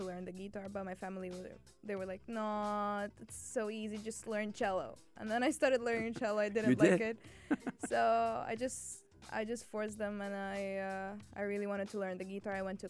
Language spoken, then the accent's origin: English; Cairo, Cairo Governorate, Egypt; moved away as an adult; also born or lived in Alexandria; now in United Arab Emirates; I was born in Alexandria. Alexandria. Yes. Okay. But I lived like my whole life in Cairo. Okay. But I belong to Alexandria. I belong there.